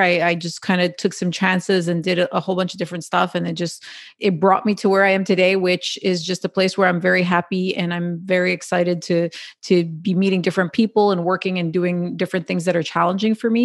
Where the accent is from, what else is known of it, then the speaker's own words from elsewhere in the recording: Quebec, Canada; I'm born and raised in Canada